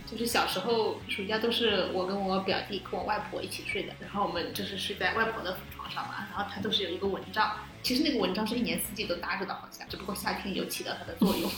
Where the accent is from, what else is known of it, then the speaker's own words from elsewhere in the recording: China; 我家小时候，就是那个留言旁边的马，它旁边是有一条河的，应该就是那个运河